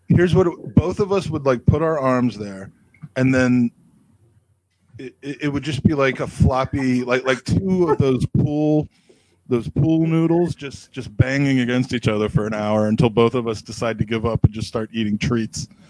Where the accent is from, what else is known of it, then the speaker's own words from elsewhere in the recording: United States; moved away as an adult; also born or lived in England; as an American